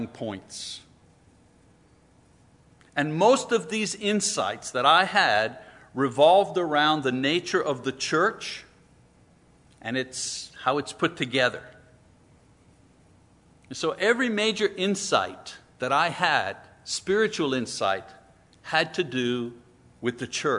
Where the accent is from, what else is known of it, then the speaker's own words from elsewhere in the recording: French Quebec, Canada; I grew up in French Quebec in the 50s